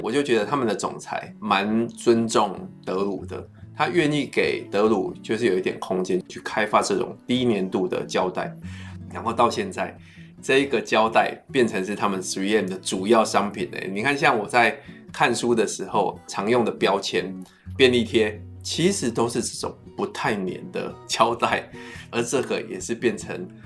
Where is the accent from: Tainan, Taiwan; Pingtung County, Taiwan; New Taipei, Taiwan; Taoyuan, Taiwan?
Pingtung County, Taiwan; Wandan; moved away; 就是我的故乡万丹。